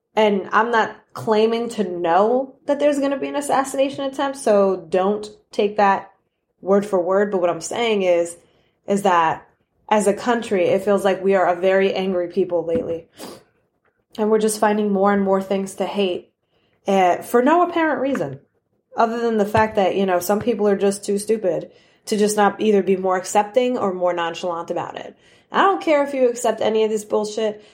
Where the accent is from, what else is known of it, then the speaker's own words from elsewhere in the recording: New York, United States; I'm from New York